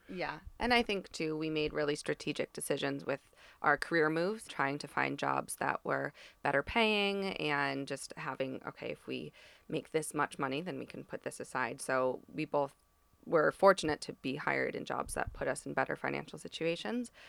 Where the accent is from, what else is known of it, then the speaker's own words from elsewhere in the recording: East Coast, United States; moved away; I'm from the East Coast